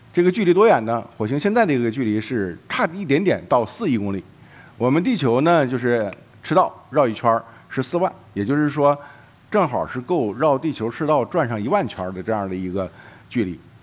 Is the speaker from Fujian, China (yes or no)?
no; Jilin, China; 我的老家是呃东北吉林，那里有一个景色叫做雾凇，实际上我们当地人叫树挂